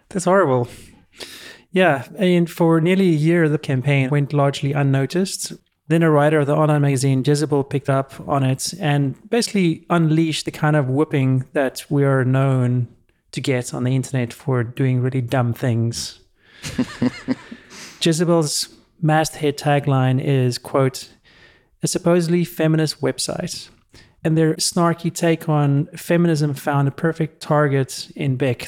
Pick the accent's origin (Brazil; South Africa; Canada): South Africa; moved away; when I grew up in South Africa